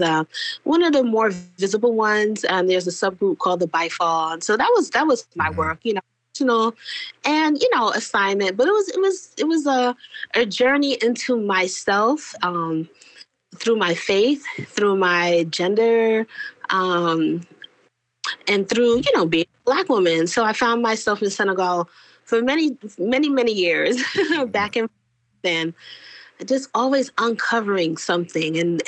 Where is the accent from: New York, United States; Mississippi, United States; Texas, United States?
New York, United States; New York City; I grew up in New York City. And New York City is, you know, what they used to call a melting pot. And then it was a salad bowl. But, you know, New York City, specifically where I grew up in Brooklyn